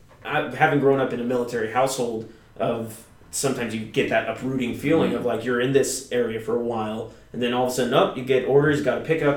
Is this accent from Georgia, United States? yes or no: no; Vacaville, California, United States; also born or lived in England; now in Los Angeles, United States; I'm from Northern California.